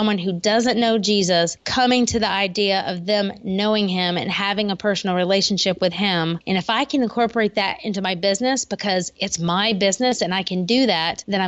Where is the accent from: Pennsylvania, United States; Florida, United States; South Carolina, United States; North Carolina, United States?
South Carolina, United States; Columbia; moved away as an adult; now in Columbia, United States; my hometown of Columbia, South Carolina